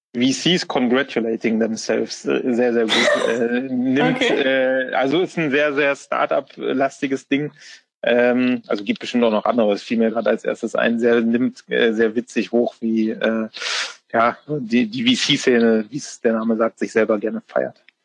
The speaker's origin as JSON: {"language": "German", "region": "Bremen", "country": "Germany", "tie": "born or raised there", "said": "ich bin gebürtiger Bremer"}